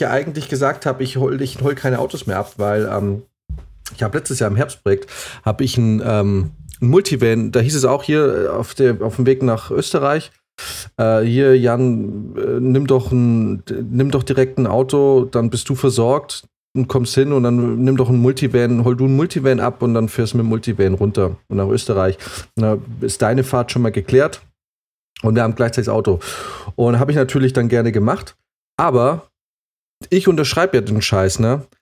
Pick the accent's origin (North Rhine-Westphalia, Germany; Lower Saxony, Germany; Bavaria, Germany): Bavaria, Germany; Munich; als Münchner